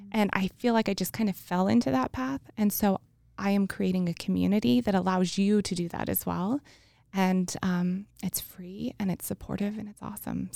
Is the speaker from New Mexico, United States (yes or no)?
yes; New Mexico, United States; I'm from New Mexico, and I was going to the University of New Mexico